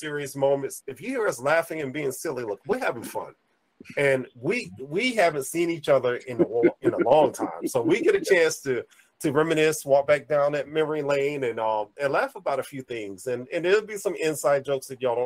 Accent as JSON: {"language": "English", "town": "Friendship", "region": "North Carolina", "country": "United States", "also_born_or_lived": "Raleigh, North Carolina", "said": "originally, I'm not from Raleigh. I'm from a little small place called Friendship, North Carolina."}